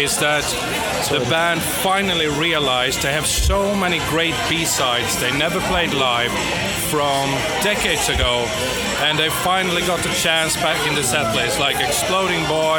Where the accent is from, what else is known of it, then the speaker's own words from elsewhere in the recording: Sweden; now in London, United Kingdom; I'm from Sweden originally. I live in London now, but Swedish.